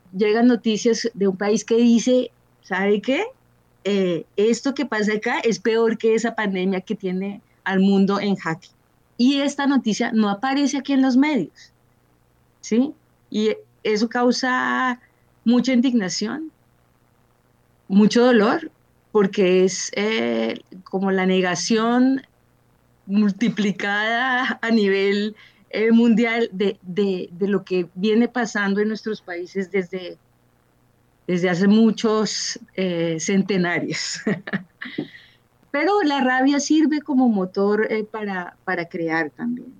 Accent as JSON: {"language": "Spanish", "country": "Colombia", "also_born_or_lived": "Cairo, Egypt / Barcelona, Spain", "moved": "as an adult", "lives_now": "Linz, Austria", "said": "Hace 25 años salí de Colombia"}